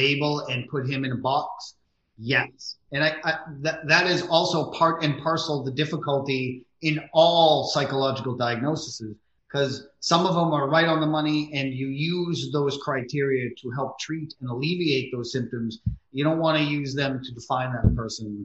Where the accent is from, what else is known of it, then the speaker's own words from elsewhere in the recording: New England, United States; I'm from New England